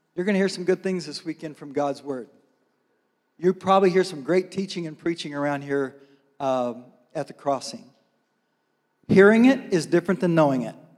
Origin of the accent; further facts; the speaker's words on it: Mena, Arkansas, United States; also born or lived in Fort Smith, Arkansas; now in Bella Vista, United States; I was born in Fort Smith and I was raised in Mena.